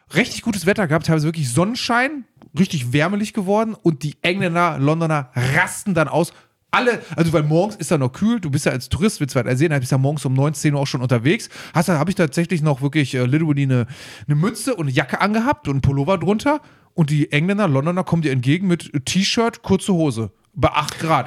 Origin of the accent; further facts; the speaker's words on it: Germany; wir sind aus Deutschland